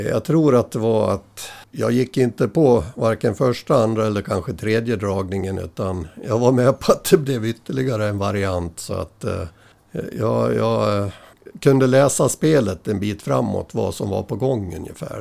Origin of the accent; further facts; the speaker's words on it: Äppelbo, Dalarna County, Sweden; also born or lived in Dala-Järna; i Äppelbo, där är jag född, eh, ja, på Malungs BB rättare sagt